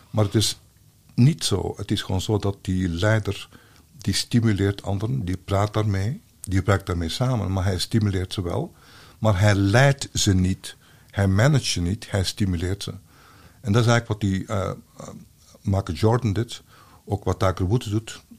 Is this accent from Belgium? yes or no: yes; Belgium; als Belg